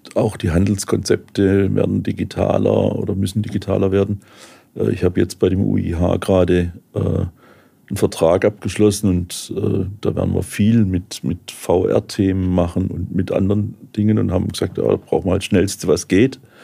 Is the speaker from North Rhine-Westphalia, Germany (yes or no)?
no; Heilbronn, Baden-Württemberg, Germany; weil Heilbronn meine, meine Heimatstadt ist